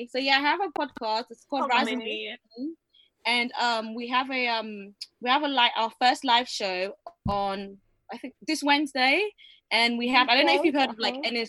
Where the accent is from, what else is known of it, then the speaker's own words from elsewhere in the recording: Ibadan, Oyo, Nigeria; I'm from Ibadan